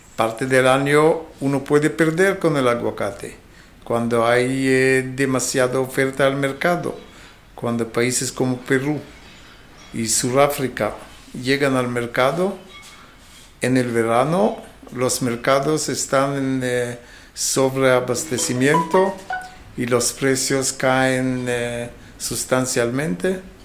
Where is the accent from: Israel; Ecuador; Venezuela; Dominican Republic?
Israel; moved away as an adult; also born or lived in England / Angola; soy oriundo de Israel